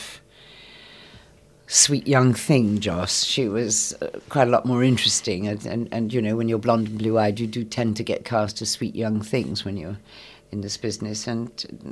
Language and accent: English; Scotland, United Kingdom; moved away; I am half Scots. I was brought up in Scotland